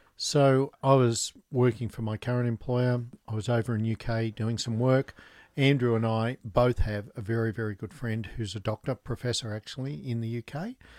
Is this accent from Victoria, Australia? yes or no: no; Newcastle, New South Wales, Australia; also born or lived in Canberra; I grew up in Newcastle